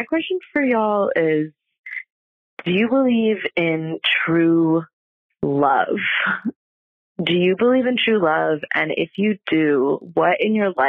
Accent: New York, United States; I'm from New York

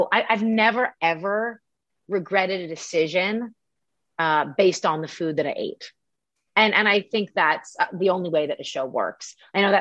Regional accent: Canada; moved away; also born or lived in New York; I'm from Canada and I grew up learning French as well

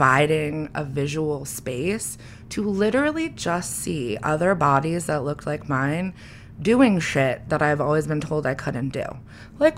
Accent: New England, United States; I grew up in New England where for some reason almost everyone looks the fucking same

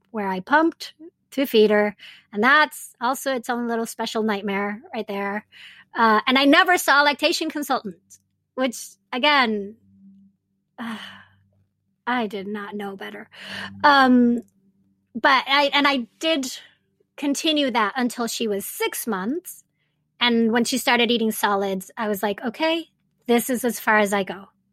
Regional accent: Venezuela; moved away as an adult; also born or lived in Japan / Montreal, Canada; now in United States; I was raised in Venezuela and have all my Latinx roots

